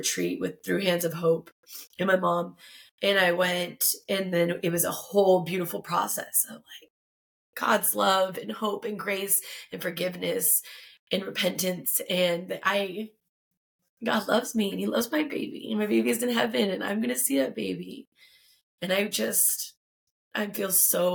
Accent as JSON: {"language": "English", "town": "Tucson", "region": "Arizona", "country": "United States", "tie": "born or raised there", "said": "I've been born and raised in Tucson, Arizona"}